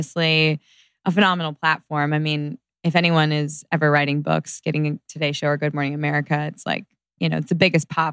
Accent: Orange County, California, United States; moved away as an adult; now in Los Angeles, United States; I grew up in Orange County, so I've got a lot of friends there from high school and college

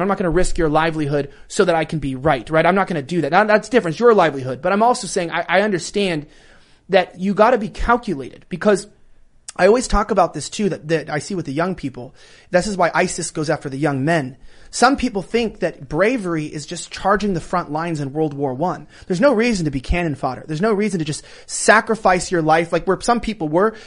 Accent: California, United States; moved away as an adult; I'm born and raised in California

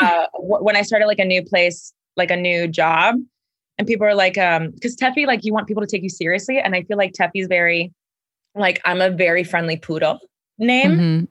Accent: Miami, Florida, United States; I'm from Miami, Florida

